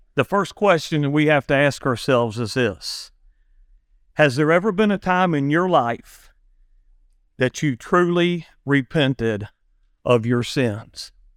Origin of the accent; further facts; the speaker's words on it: Big Bow, United States; when we was kids growing up in Big Bow